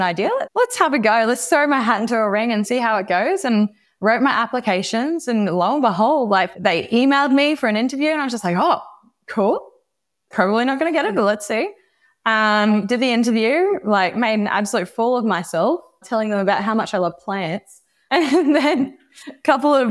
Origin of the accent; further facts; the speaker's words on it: Australia; moved away as an adult; now in San Francisco, United States; growing up in Australia your whole life